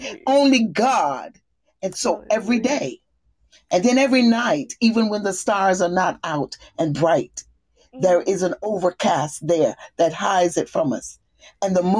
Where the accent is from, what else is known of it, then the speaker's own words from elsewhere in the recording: the South, United States; moved away; also born or lived in the north; I'm a Southerner